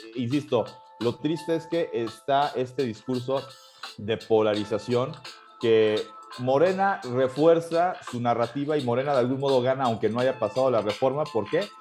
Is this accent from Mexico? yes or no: yes; Mexico; somos el pueblo de México